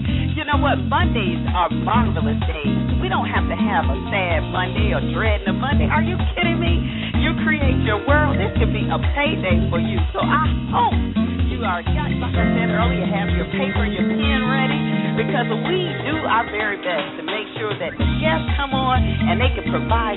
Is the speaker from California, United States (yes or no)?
no; Atlanta, Georgia, United States; where I'm from, Atlanta